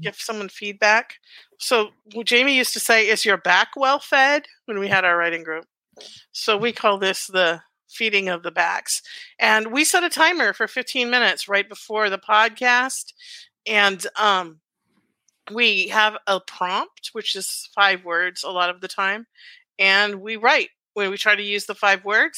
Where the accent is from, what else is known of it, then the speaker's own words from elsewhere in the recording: Alaska, United States; I grew up in Alaska